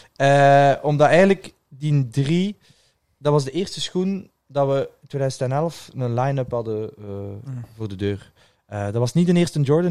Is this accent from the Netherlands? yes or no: no; Ghent, Flanders, Belgium; moved away as an adult; now in Brussels, Belgium; Gent, waar ik vandaan kwam